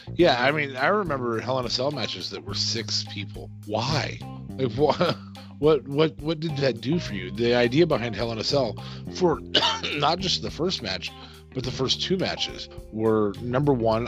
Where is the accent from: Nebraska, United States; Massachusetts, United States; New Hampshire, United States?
Nebraska, United States; we are from Nebraska